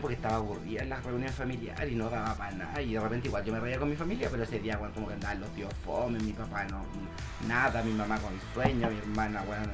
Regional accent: Santiago, Santiago Metropolitan Region, Chile; nosotros somos de Santiago

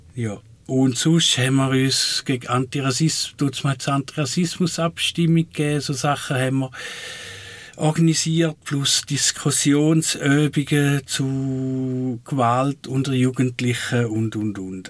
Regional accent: Switzerland; von dem, wo ich herkomme, Waldling

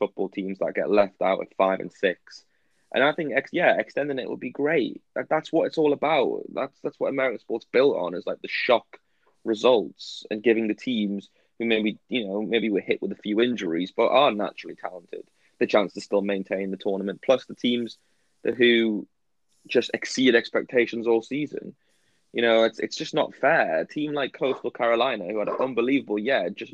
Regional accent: England, United Kingdom; English fans of, like, Premier League and football

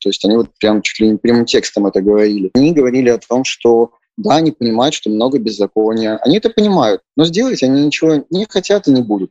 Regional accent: Minsk, Belarus; moved away as an adult; из Минска

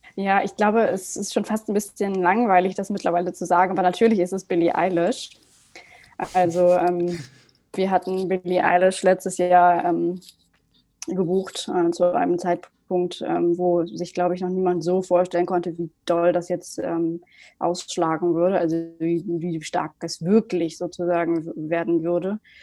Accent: Germany; ich bin aufgewachsen in der Nähe von Hamburg

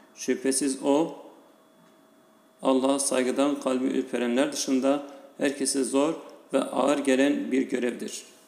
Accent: Tarsus, Mersin, Turkey; Yarı memleketim olan Tarsus'ta

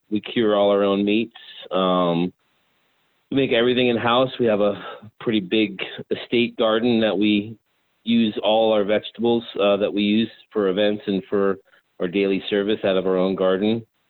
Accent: Bucks County, Pennsylvania, United States; also born or lived in Long Island, New York; 9 years old when we moved to Pennsylvania. So born in New York and raised just north of Philly in Bucks County, Pennsylvania.

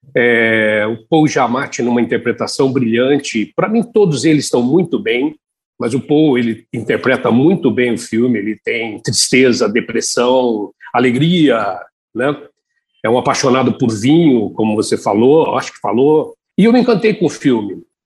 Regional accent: Tupã, São Paulo, Brazil; Eu saía de Tupã, onde nasci, lá no interior de São Paulo, ia para São Paulo

